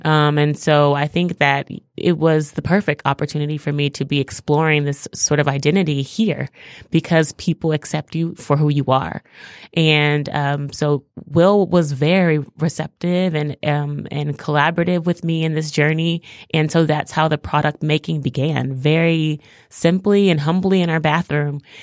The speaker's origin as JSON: {"language": "English", "town": "Houston", "region": "Texas", "country": "United States", "tie": "born or raised there", "also_born_or_lived": "New York City", "moved": "as an adult", "lives_now": "Detroit, United States", "said": "I'm actually originally from Houston, Texas. I grew up in Texas"}